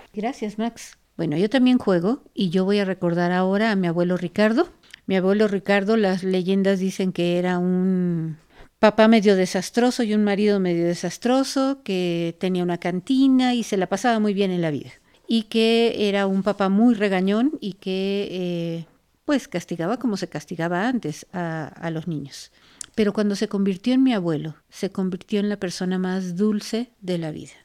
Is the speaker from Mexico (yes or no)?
yes; Mexico; nosotros como mexicanos